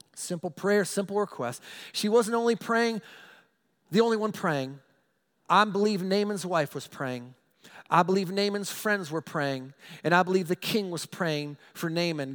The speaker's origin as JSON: {"language": "English", "country": "United States", "said": "I'm an American. Proud to be an American"}